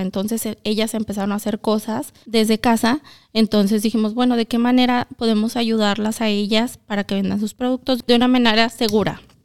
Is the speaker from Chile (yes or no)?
no; Zacatecas, Mexico; now in Milwaukee, United States; soy de Zacatecas